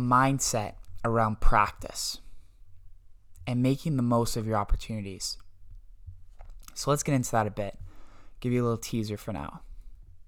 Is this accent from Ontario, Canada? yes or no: yes; Bolton, Ontario, Canada; I'm from Bolton, Ontario, Canada